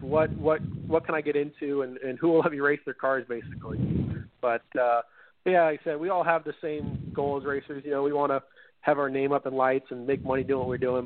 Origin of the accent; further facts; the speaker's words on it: San Diego, California, United States; as a kid growing up in San Diego